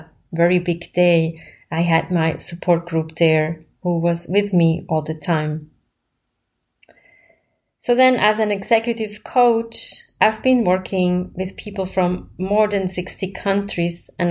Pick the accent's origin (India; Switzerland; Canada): Switzerland; moved away as an adult; also born or lived in New York; I grew up in Switzerland